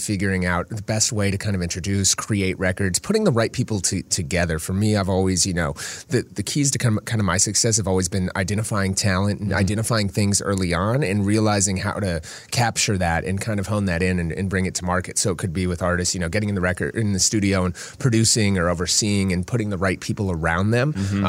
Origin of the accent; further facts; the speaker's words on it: Minnesota, United States; I grew up out here in Minnesota and I remember listening to him